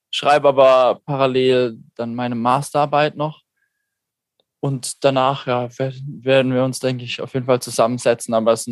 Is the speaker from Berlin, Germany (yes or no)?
no; Neutert, Baden-Württemberg, Germany; Ursprünglich aus Karlsruhe.